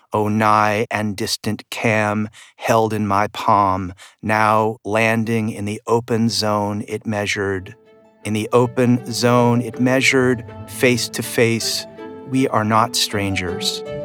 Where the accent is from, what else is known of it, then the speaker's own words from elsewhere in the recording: Vermont, United States; my home state of Vermont